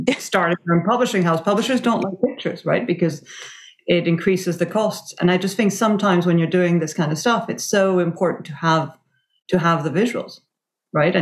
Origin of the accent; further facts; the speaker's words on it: Venezuela; I grew up in Venezuela in the 70s and 80s